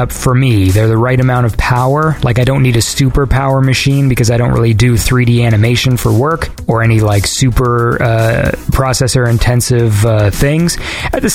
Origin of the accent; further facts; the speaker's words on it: Canada; I'm Canadian.